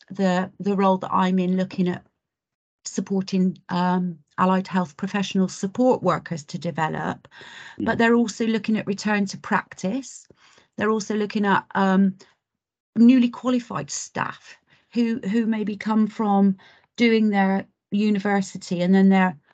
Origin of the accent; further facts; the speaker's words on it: Cornwall, South West England, United Kingdom; I'm an eighth generation Cornish girl.